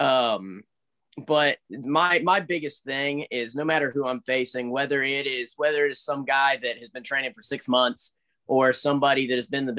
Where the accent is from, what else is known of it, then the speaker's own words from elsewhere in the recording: United States; I was born in the States